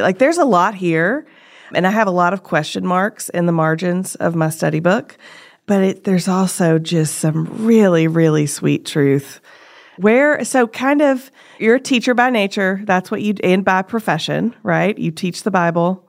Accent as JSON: {"language": "English", "country": "United States", "said": "as an American"}